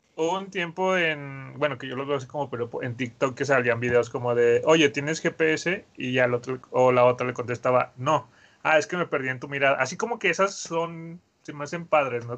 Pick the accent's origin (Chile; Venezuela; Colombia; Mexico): Mexico; todos los mexicanos debemos de tener